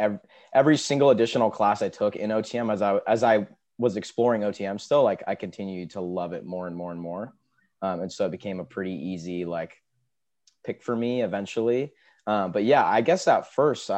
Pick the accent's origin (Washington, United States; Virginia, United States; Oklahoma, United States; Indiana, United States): Washington, United States; Seattle; I'm from Seattle, Washington